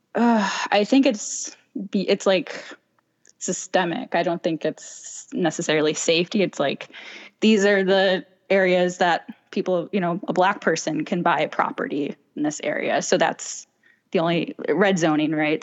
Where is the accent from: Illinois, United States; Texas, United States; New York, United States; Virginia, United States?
Illinois, United States; Chicago; moved away as an adult; now in Los Angeles, United States; I'm originally from Chicago. I moved to L A five years ago